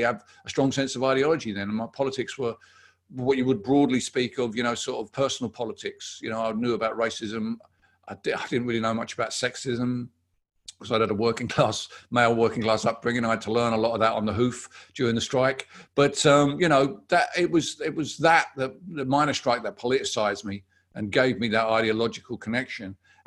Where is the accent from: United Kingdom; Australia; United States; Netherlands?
United Kingdom; Barking, London; the council where I live, where I grew up in Barking, has been Labour since the town was built in the 1930s